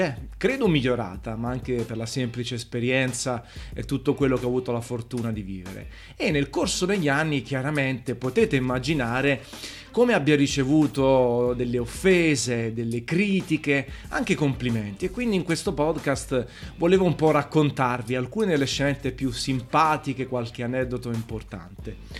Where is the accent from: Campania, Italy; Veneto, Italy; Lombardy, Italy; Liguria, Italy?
Campania, Italy; Naples; accent: Neapolitan; Io sono napoletano, orgoglioso di esserlo